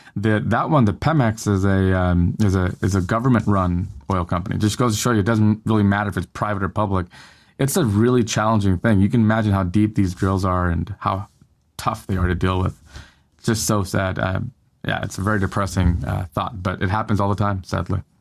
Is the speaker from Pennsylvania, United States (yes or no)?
no; Northern California, United States; now in Southern California, United States; I live in Southern California now, but I grew up in Northern California